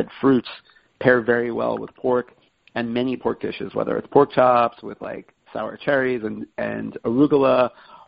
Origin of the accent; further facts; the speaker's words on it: New York City, New York, United States; I'm from Brooklyn, and my parents are also from Brooklyn